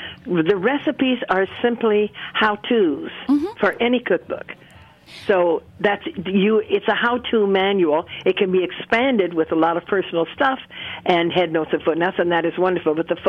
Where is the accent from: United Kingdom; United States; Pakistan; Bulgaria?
United States; I'm an American, and I have always felt deeply that I was, because we traveled a lot. I knew I was not British or French or anything else.